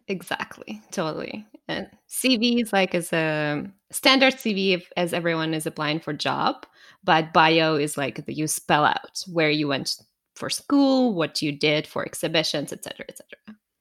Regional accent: Russia; moved away as an adult; now in Canada; I was born in Russia, raised and born there, but I moved to Canada ten years ago

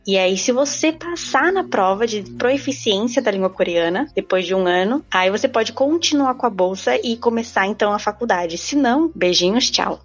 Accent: São Paulo, Brazil; moved away as an adult; now in South Korea; Eu sou de São Paulo

